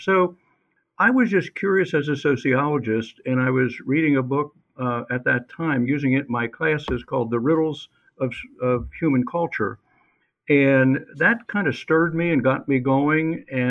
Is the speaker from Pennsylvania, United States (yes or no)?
yes; Lancaster County, Pennsylvania, United States; I grew up in Lancaster County and began teaching at Elizabethtown College in 1971 in western Lancaster County. I grew up on a farm with a Mennonite farm family